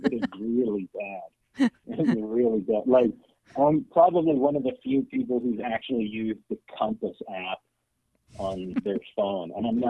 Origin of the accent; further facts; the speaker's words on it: Kelowna, British Columbia, Canada; also born or lived in Ontario; Well, I mean, when I came back from Ontario, I initially moved back to my hometown of Kelowna.